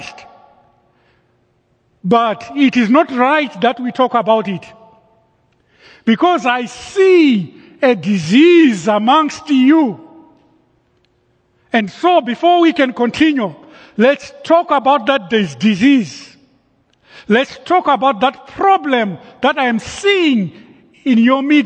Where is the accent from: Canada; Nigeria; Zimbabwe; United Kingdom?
Zimbabwe; moved away; Growing up in Zimbabwe in high school